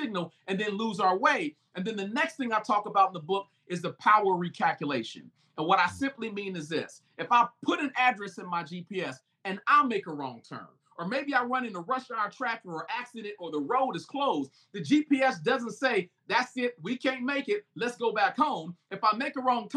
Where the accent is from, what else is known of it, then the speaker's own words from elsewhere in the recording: United States; I'm African American